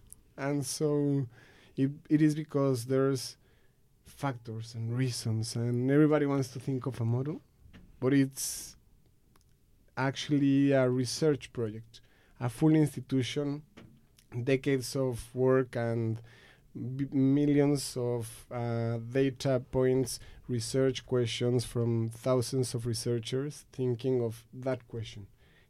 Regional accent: Mexico; English is a second language; moved away as an adult; First things first is that I'm from Mexico and I grew up there. I lived there for 20-something years.

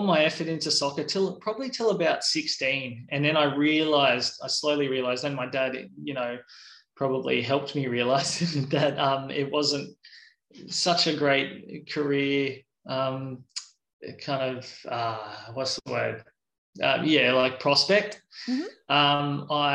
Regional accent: Central Coast, New South Wales, Australia; also born or lived in Sydney / Katoomba / Wollongong / Tasmania; And then we moved to the Central Coast and I spent most of my childhood on the Central

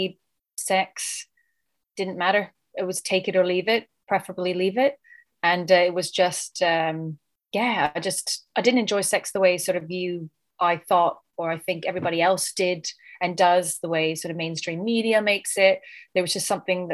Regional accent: Canada; now in United Kingdom; living in the UK, but I'm originally from Canada.

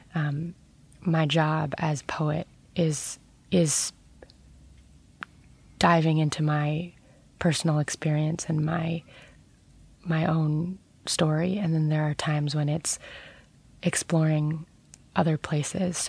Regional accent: New York City, New York, United States; I grew up very near the World Trade Center.

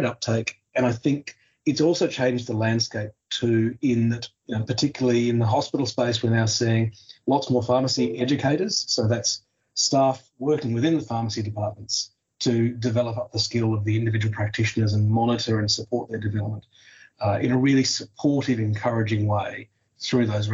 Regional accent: Tasmania, Australia; my home state of Tasmania

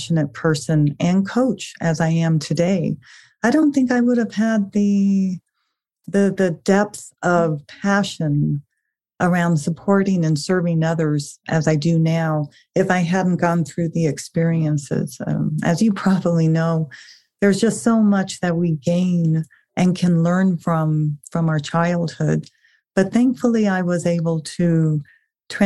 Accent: South Africa; I was actually born in South Africa

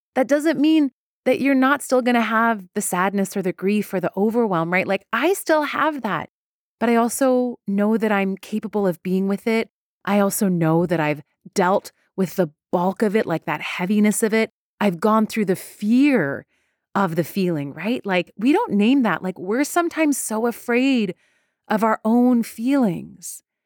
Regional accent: Iran; moved away; I am Iranian. I'm very proud to be Iranian. I was born in Iran.

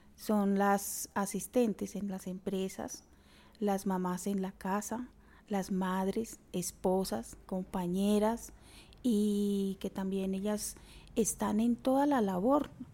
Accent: Chiquinquirá, Boyacá, Colombia; also born or lived in Coscuez mines, western Boyacá; yo nací en Chiquinquirá, soy de una familia de 12 hermanos

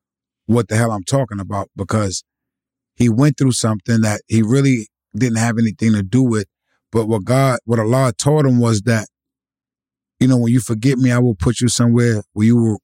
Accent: New York City, New York, United States; I come from the South Bronx. I come from Forest Projects. Right. I come from poverty.

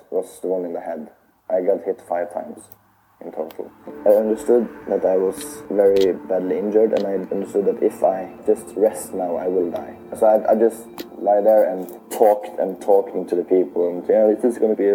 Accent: Tromsø, Troms, Norway; I study law here in Tromsø, my hometown

